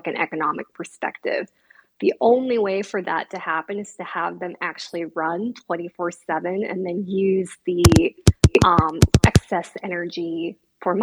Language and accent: English; Texas, United States; my home state of Texas